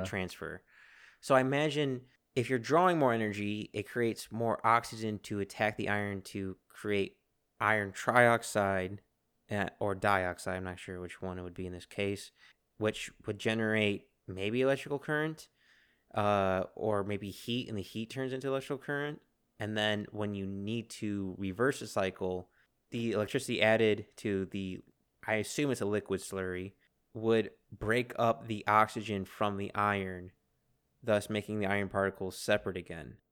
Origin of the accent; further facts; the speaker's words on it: United States; being American